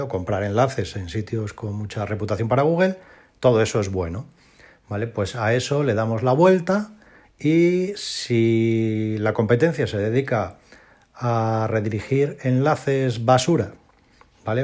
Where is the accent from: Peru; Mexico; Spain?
Spain; de toda la vida de Dios hemos llamado en España